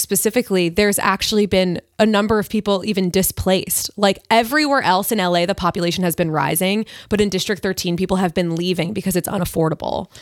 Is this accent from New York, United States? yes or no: yes; Long Island, New York, United States; moved away; I grew up on Long Island